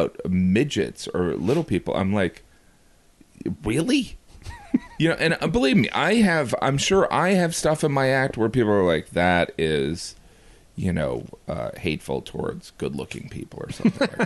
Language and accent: English; Indiana, United States; growing up in Indiana, I worked in a grocery store